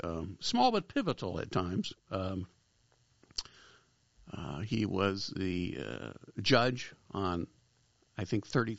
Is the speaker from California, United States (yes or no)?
yes; Los Angeles, California, United States; also born or lived in Cleveland, Ohio; I grew up in the San Fernando Valley, born in Cleveland, but moved here when I was very young